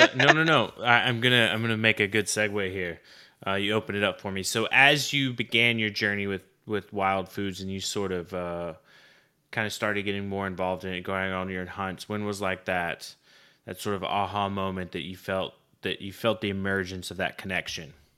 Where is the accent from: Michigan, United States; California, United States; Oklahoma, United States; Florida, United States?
Oklahoma, United States; I grew up in Oklahoma